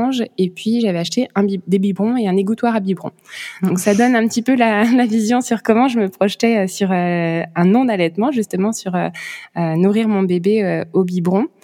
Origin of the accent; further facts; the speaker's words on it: France; moved away as an adult; now in Luxembourg; j'habite au Luxembourg. Moi, je suis française, mais on s'est expatrié il y a bientôt sept ans au Luxembourg. C'est là qu'on travaille avec mon mari euh, et qu'on habite. Et donc que mon petit garçon est né.